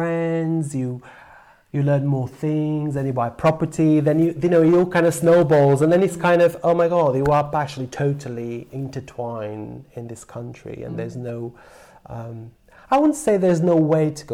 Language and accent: English; Porto, Norte, Portugal; English is a second language; moved away as an adult; now in Wales, United Kingdom; the Porto where I was born, the second major city in Portugal